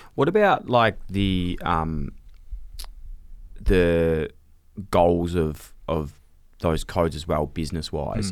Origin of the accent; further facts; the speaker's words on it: Australia; we grew up here in Australia